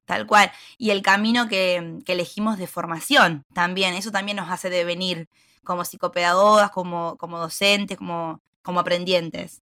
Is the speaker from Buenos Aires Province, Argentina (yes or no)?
yes; Bolívar, Buenos Aires Province, Argentina; soy de Bolívar, provincia de Buenos Aires